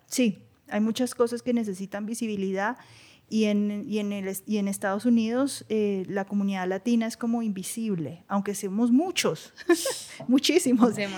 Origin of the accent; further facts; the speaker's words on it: Bogotá, Colombia; moved away as an adult; also born or lived in New York, United States; de donde vengo, yo mi familia es del campo. Eh, para mí, eh, Madelena y San Mateo en Suacha y Ciudad Bolívar son lugares súper